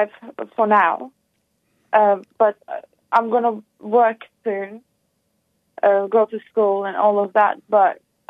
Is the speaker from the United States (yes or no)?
no; Turkey; I'm from Turkey, but I'm actually my originals are from Macedonia, Balkan, and Greece